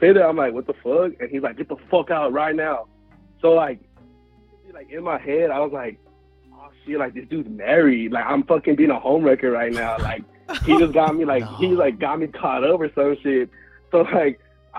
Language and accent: English; Houston, Texas, United States; I'm from Houston. So, like, Houston's so big